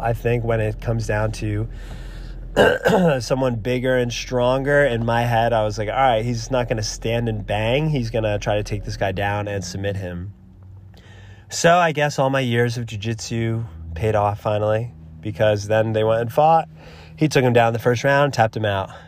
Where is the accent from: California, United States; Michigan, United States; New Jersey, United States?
New Jersey, United States; now in Boulder City, United States; I'm from New Jersey